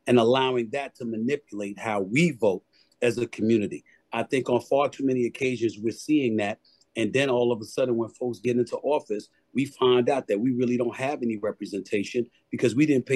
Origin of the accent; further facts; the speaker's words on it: New York City, New York, United States; also born or lived in Bronx, New York City; I am born and raised. I was born in the Bronx, raised in Hollis, Queens, New York City